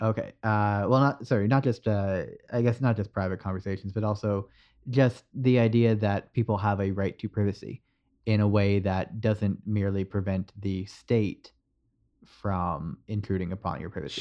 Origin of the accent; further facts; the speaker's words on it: Canada; this is the problem with being Canadian. You're halfway between the American and the U K pronunciations.